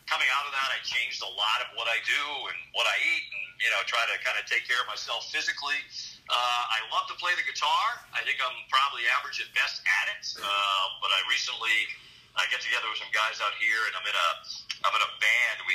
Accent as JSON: {"language": "English", "region": "New England", "country": "United States", "tie": "born or raised there", "also_born_or_lived": "Boston", "moved": "yes", "lives_now": "Las Vegas, United States", "said": "growing up in New England and spending so much time in Boston."}